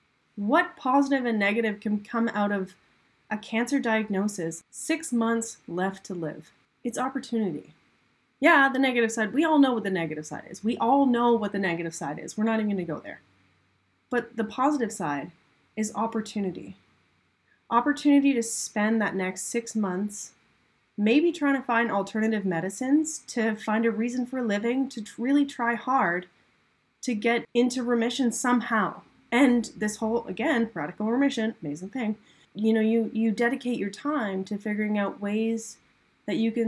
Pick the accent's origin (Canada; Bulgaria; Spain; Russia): Canada; I'm from Canada. There's lots of ice here